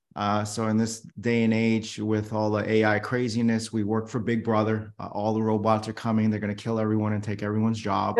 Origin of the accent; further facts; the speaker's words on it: New York City, New York, United States; I was born in New York City